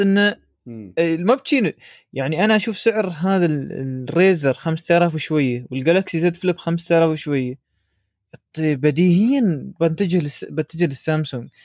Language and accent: Arabic; United Arab Emirates; عندنا في الإمارات